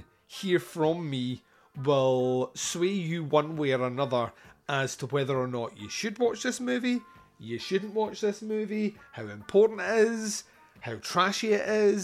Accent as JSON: {"language": "English", "region": "Scotland", "country": "United Kingdom", "said": "I'm Scottish"}